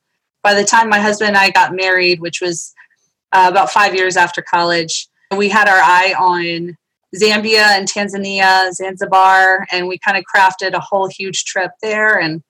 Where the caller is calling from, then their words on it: United States; A little bit outside of Washington, D.C., right where it all goes down.